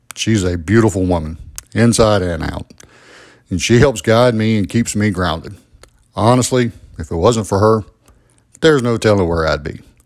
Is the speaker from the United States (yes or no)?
yes; Albany, Georgia, United States; I was born and raised in Albany, Georgia.